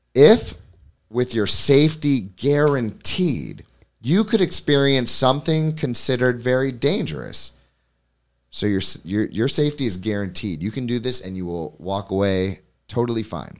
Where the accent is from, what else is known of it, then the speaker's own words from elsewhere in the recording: New York City, New York, United States; now in Hammonton, United States; I'm from New York City